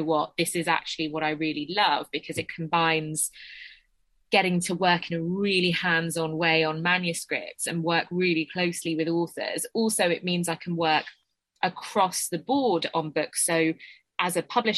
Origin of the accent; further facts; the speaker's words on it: Essex, East of England, United Kingdom; I'm from Essex